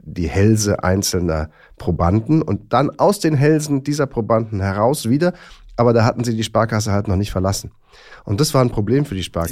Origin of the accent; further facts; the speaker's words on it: Rhineland, Germany; moved away as an adult; also born or lived in Bonn / Bad Godesberg; Ich bin ja immerhin im Rheinland geboren und habe da also die ersten na, 18, 20, ein bisschen mehr noch Jahre gelebt